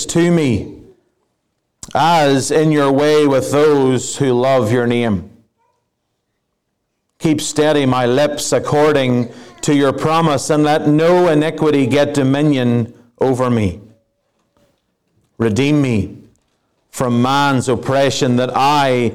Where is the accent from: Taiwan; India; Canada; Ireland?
Ireland; moved away; I am an Irishman